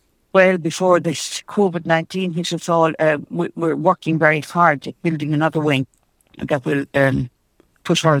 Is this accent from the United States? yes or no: no; Ireland; also born or lived in Hammersmith, London, United Kingdom; they came back when I was just under a year for holidays and decided to stay home.